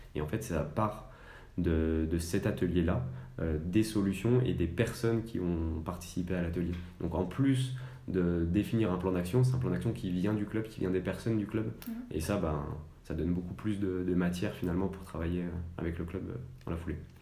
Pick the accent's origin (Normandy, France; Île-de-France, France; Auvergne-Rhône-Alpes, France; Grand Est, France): Auvergne-Rhône-Alpes, France; Annecy; je suis originaire d'Annecy, donc je suis vraiment un, un local.